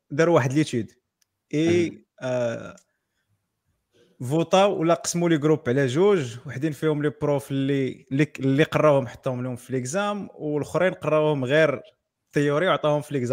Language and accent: Arabic; Morocco; الا عشتي في الا قريتي في المغرب راه سرفايفل